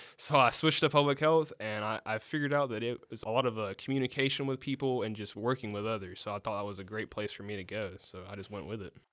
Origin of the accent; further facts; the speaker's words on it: Dale County, Alabama, United States; I'm from Dell County, Alabama, a small town outside of Dothan.